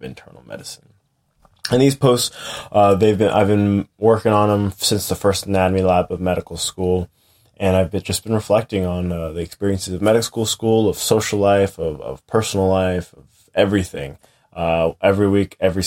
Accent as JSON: {"language": "English", "region": "New Hampshire", "country": "United States", "tie": "born or raised there", "also_born_or_lived": "Boston", "moved": "as an adult", "lives_now": "Coopersburg, United States", "said": "I grew up in New Hampshire"}